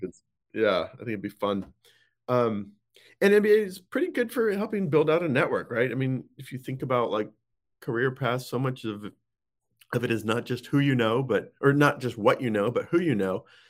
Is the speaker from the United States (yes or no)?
yes; Boulder, Colorado, United States; moved away as an adult; also born or lived in Saudi Arabia; spent most of the formative teen years, I guess you could say, in, in Boulder, Colorado. So, that's kind of my hometown